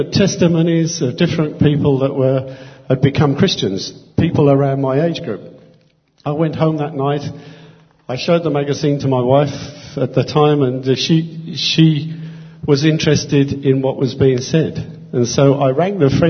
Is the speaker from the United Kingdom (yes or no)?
yes; England, United Kingdom; I grew up in England